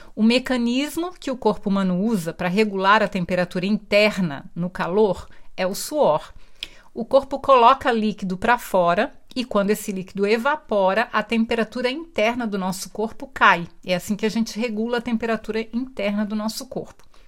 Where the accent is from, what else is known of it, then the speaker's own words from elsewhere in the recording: Brazil; eu sou brasileira